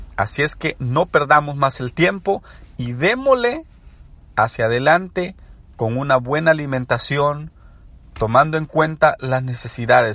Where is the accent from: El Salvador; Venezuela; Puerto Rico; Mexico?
El Salvador; soy salvadoreño